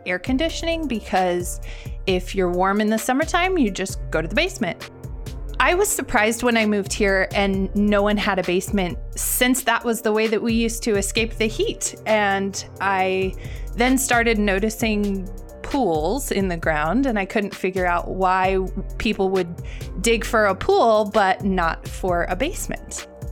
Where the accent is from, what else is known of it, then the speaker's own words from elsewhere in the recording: Colorado, United States; now in Phoenix, United States; I live in the North Phoenix area. I'm originally from Colorado, and all of the houses there have basements